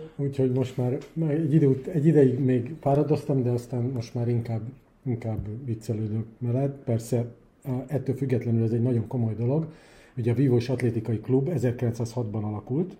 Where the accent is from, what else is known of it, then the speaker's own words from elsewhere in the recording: Budapest, Hungary; also born or lived in Szolnok / Kaposvár / Israel; Hát én pesti gyerek vagyok, én, én, én itt nevelkedtem Budapesten